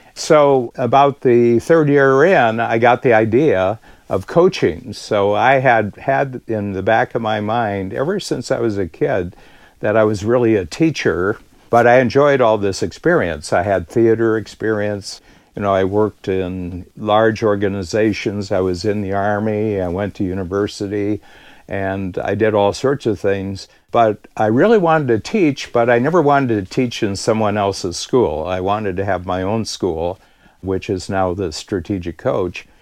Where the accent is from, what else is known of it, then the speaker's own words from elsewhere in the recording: United States; moved away as an adult; now in Toronto, Canada; I'm an American living in Toronto since the early 1970s